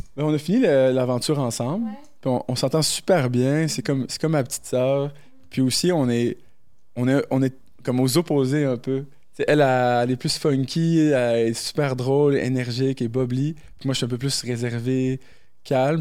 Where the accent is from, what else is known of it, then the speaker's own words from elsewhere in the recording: New Brunswick, Canada; moved away as an adult; also born or lived in Morocco; now in Quebec City, Canada; je suis né au Maroc, grandi au Brunswick, puis depuis l'âge de 19 ans, je suis à Québec